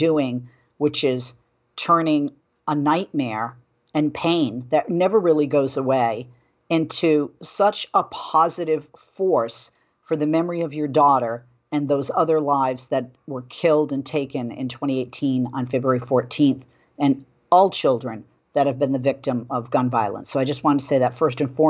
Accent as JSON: {"language": "English", "region": "Massachusetts", "country": "United States", "said": "my home state of Massachusetts"}